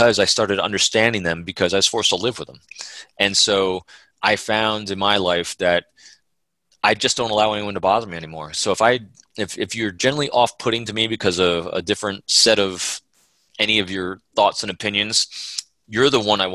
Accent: New York, United States; I grew up in the Northeast of the United States, you know, in New York

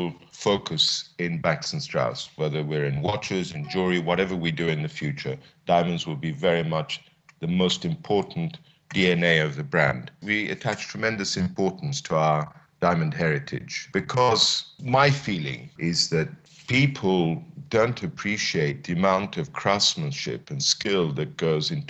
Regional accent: Addis Ababa, Ethiopia; moved away; also born or lived in London, United Kingdom; my ambition was to return to Ethiopia to join my father in his small business, but an exciting business in Addis Ababa

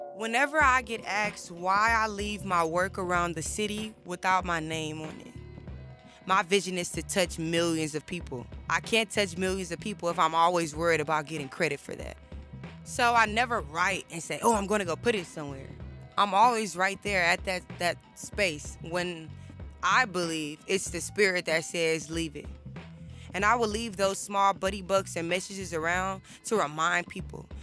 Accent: Houston, Texas, United States; I am a junior communications major, and I am from Houston, Texas

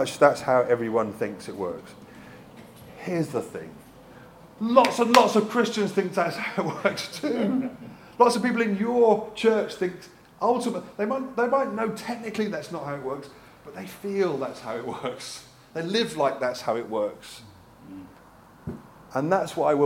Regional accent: United Kingdom; also born or lived in Brighton / South Africa; now in Bristol, United Kingdom; I'm British

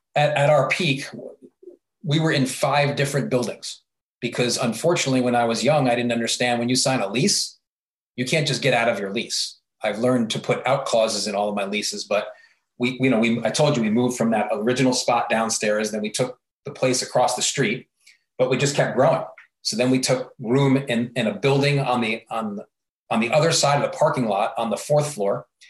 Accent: New York area, Northeast, United States; moved away as an adult; I was from the New York area.

